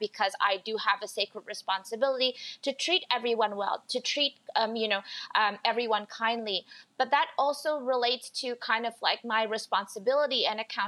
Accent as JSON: {"language": "English", "country": "Indonesia", "moved": "yes", "lives_now": "Canada", "said": "as an immigrant to Canada, so I'm originally from Indonesia"}